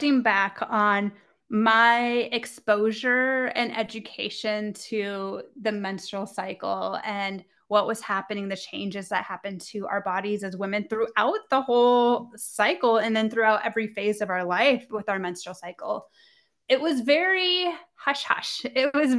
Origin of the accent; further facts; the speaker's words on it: Midwest, United States; moved away as an adult; now in Denver, United States; I grew up in the Midwest